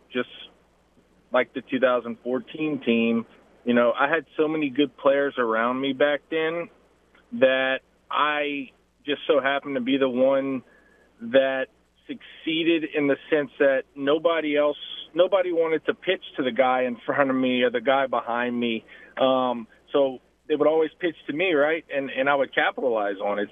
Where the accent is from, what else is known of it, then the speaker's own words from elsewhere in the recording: Lafayette, Louisiana, United States; my hometown where I grew up